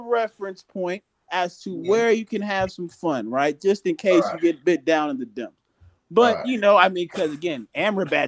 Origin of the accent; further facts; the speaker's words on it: United States; I'm American